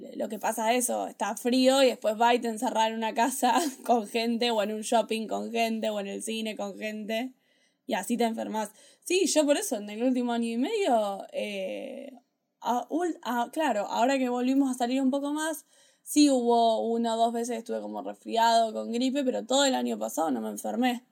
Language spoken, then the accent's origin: Spanish; Argentina; soy argentino